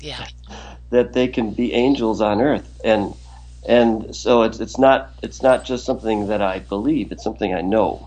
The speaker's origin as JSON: {"language": "English", "region": "Wisconsin", "country": "United States", "tie": "born or raised there", "moved": "as an adult", "lives_now": "New York, United States", "said": "I grew up in Wisconsin and am a diehard Packer fan"}